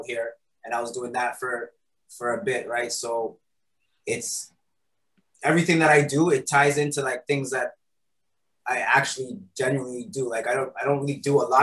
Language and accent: English; Toronto, Ontario, Canada; moved away; also born or lived in Kitchener, Ontario; I was born in Toronto. I ended up coming to Kitchener with my grandmother.